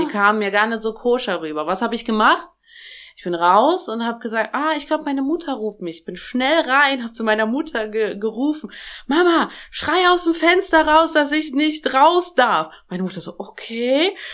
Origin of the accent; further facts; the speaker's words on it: Germany; also born or lived in Tashkent, Uzbekistan; als ich, glaube ich, drei Jahre alt war, sind wir von Taschkent nach Deutschland gezogen. Also von äh, Taschkent ist die Hauptstadt von Usbekistan, da bin ich geboren.